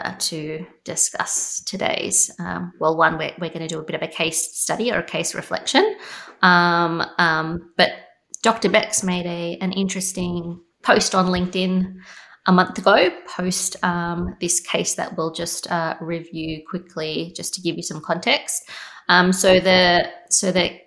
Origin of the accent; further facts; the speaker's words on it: Australia; I was born in Australia, Jason. I have Greek heritage